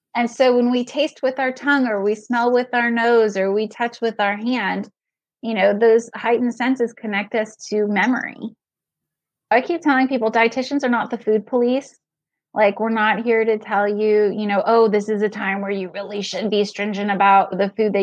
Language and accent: English; California, United States; moved away as an adult; also born or lived in Manhattan; now in New York, United States; I was born and raised in California and I practiced there for 5 years before I moved to Manhattan